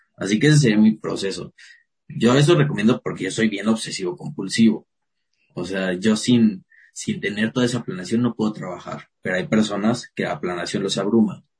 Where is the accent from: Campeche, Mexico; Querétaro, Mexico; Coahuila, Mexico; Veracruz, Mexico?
Querétaro, Mexico; Soy de, soy de Querétaro, soy de provincia